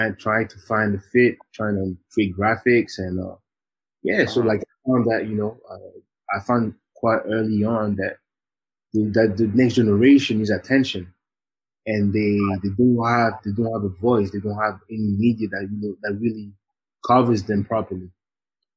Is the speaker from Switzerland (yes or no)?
yes; Geneva, Switzerland; moved away as an adult; also born or lived in Leeds, United Kingdom; I was born and raised in Geneva